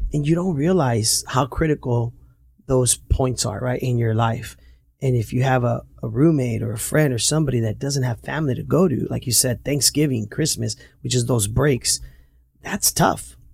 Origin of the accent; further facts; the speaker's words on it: Santa Ana, California, United States; I grew up in Santa Ana and we grew up through some tough times